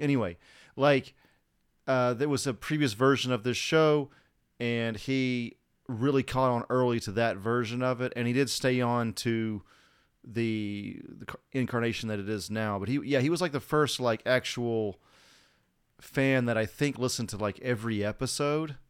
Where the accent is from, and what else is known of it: United States